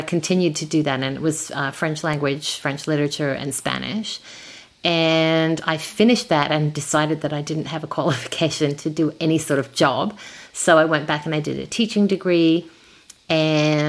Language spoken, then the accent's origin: English; Adelaide, South Australia, Australia; moved away as an adult; also born or lived in Brussels, Belgium / France; now in Toronto, Canada; I was born in Adelaide, in South Australia.